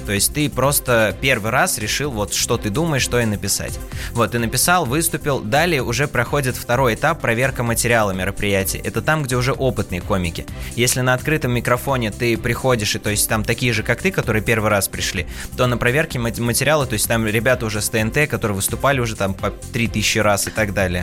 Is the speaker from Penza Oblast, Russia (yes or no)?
yes; Penza, Penza Oblast, Russia; я вообще родился в городе Пенза, но корни у меня уходят на Кавказ. То есть, у меня родители родом из Дагестана